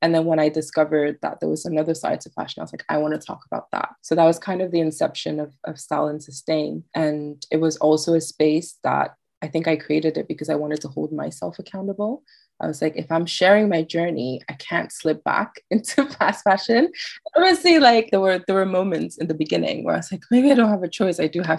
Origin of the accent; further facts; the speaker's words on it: France; And I'm like a little girl growing up in France, and I discovered this, and it kind of made me feel less alone.